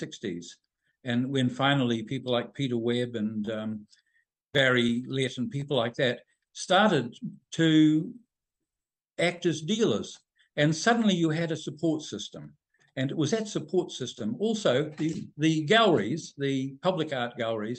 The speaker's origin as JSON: {"language": "English", "country": "New Zealand", "tie": "born or raised there", "said": "when I was growing up in New Zealand"}